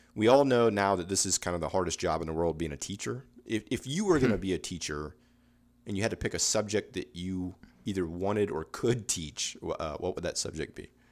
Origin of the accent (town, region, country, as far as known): Space Coast, Florida, United States; born or raised there